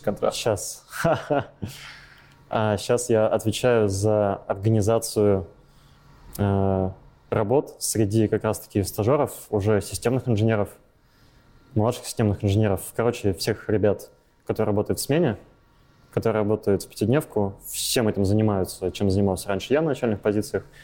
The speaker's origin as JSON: {"language": "Russian", "town": "Volgograd", "region": "Volgograd Oblast", "country": "Russia", "tie": "born or raised there", "moved": "as an adult", "lives_now": "Saint Petersburg, Russia", "said": "Я из Волгограда. Я там родился, там рос лет 20, наверное."}